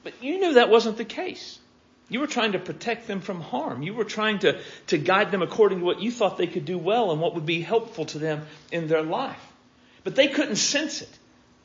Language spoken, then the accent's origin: English; Pickett Center, Oklahoma, United States; I grew up in Pickett Center, Oklahoma